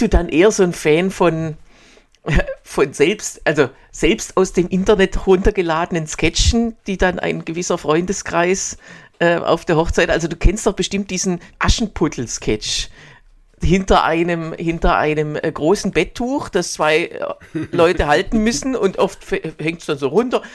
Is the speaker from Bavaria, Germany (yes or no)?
no; Swabia, Baden-Württemberg, Germany; accent: Swabian; now in Berlin, Germany; Ich bin noch nicht, muss ich zugeben, noch nicht ins Schwäbische verfallen